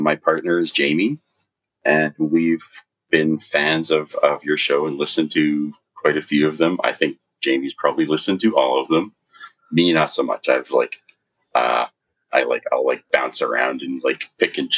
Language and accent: English; Vancouver, British Columbia, Canada; moved away as an adult; I was born on the west coast of Canada, in Vancouver, BC. And it's a beautiful place. And I grew up in Vancouver and in a place called Vancouver Island.